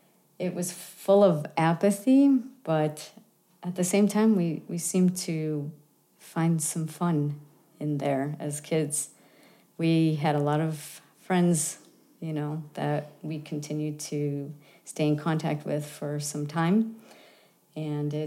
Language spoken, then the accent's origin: English; Buffalo, New York, United States; I grew up in LaSalle Projects in Buffalo, New York